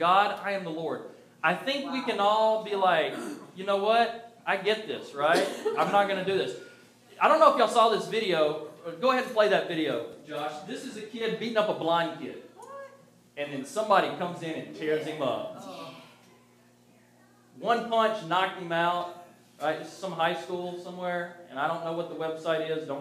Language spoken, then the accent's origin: English; the South, United States; I grew up in the South